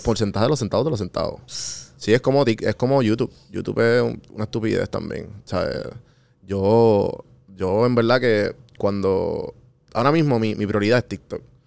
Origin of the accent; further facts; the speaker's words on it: San Juan, Puerto Rico; also born or lived in Atlanta; Yo en Atlanta decía, no, yo soy de San Juan